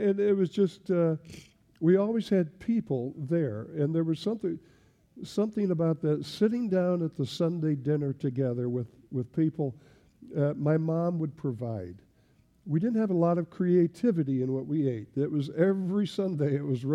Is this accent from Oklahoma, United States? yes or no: no; Lincoln, Nebraska, United States; moved away as an adult; also born or lived in Belgium; I grew up in Nebraska, as I said, and I grew up in in Lincoln, Nebraska